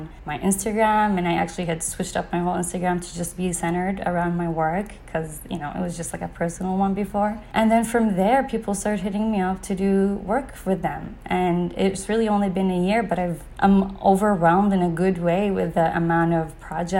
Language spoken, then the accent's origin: English; east coast of Saudi Arabia, Eastern Province, Saudi Arabia; I was born and raised on the east coast of Saudi